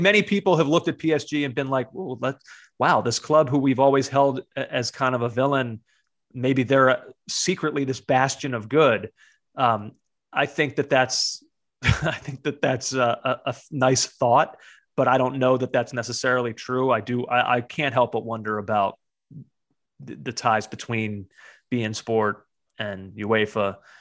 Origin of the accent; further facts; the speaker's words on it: United States; as an American growing up in a time when there was not a domestic league